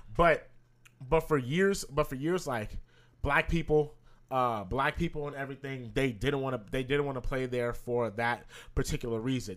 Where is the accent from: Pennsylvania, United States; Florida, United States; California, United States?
California, United States; we're from California